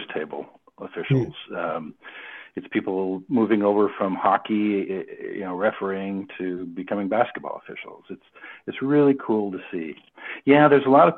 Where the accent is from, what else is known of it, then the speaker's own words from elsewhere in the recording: Oregon, United States; moved away as an adult; also born or lived in Portland, Oregon; now in Canada; where I grew up in Oregon